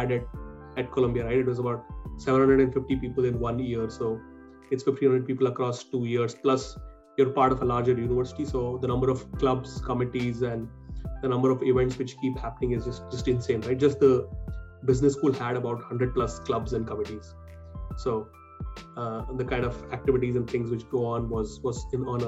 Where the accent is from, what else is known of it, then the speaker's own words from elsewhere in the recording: Hyderabad, Telangana, India; moved away as an adult; also born or lived in Shillong / Mumbai; I was born and brought up in Hyderabad. I grew up there